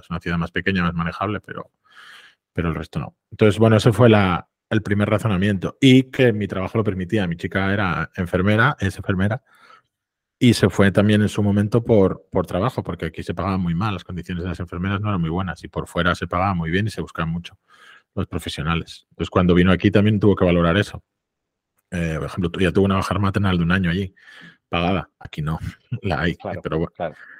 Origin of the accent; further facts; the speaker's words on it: Avilés, Asturias, Spain; moved away as an adult; estoy otra vez trabajando desde Avilés